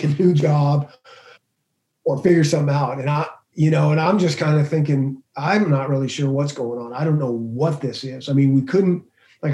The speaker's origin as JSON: {"language": "English", "region": "the West", "country": "United States", "tie": "born or raised there", "moved": "yes", "said": "I grew up on the West in the Pac-12"}